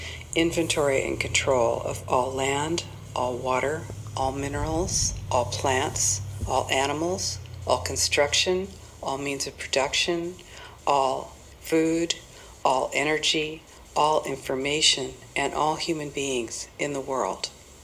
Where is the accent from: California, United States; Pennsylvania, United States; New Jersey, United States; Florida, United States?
California, United States; And I'm from the United States, California.